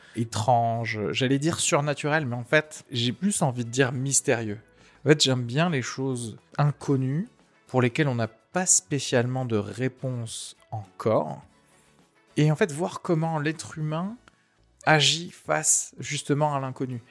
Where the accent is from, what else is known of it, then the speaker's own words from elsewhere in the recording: Tarn, Occitania, France; je viens techniquement du Tarn. J'ai fait toutes mes études là-bas, de la primaire au lycée